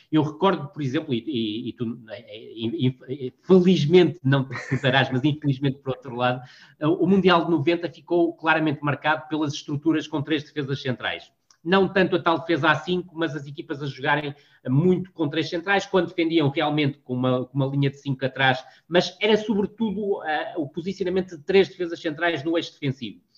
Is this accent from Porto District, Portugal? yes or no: yes; Vila do Conde, Porto District, Portugal; Eu cresci em Vila do Conde